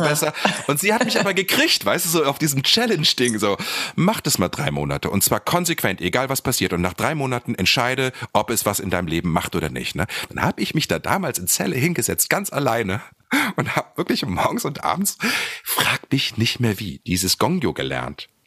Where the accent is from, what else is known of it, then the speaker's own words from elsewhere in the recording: Lower Saxony, Germany; moved away as an adult; also born or lived in Celle / Hanover / Berlin; Ich komme ja dort aus Niedersachsen vom Land